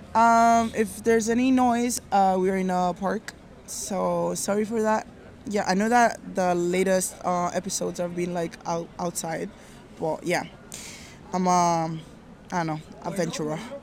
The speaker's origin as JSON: {"language": "English", "country": "Nigeria", "said": "I'm Nigerian"}